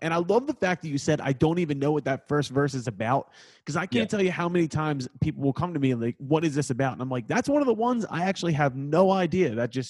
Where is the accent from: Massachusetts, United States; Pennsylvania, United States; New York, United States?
Pennsylvania, United States; Philadelphia; I'm from Northeast Philadelphia, so I'm a Wildwood guy in my blood.